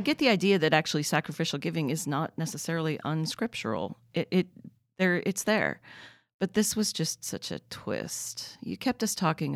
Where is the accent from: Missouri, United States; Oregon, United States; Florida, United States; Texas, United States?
Oregon, United States; growing up in Oregon